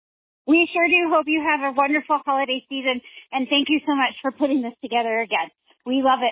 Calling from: Colorado Springs, Colorado, United States; We're calling from Colorado Springs, Colorado

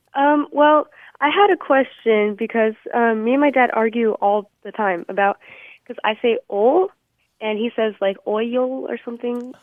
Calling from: Texas, United States; I'm calling from Texas

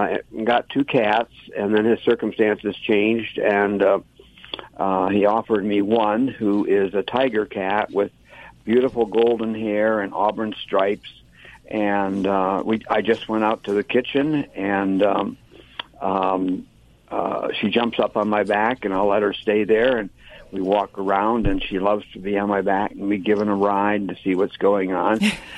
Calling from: Reading, Pennsylvania, United States; Reading, Pennsylvania, that sometimes gets mispronounced as Reading, but it's Reading.

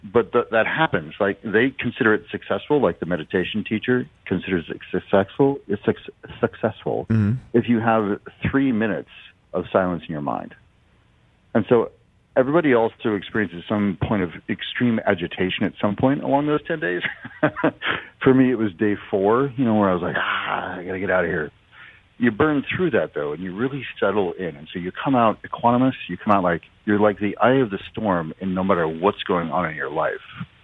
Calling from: Seattle, Washington, United States; I'm coming in from Seattle.

